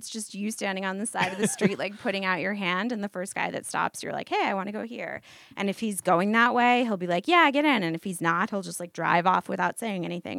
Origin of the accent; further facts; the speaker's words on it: United States; I didn't feel, like, singled out for being American.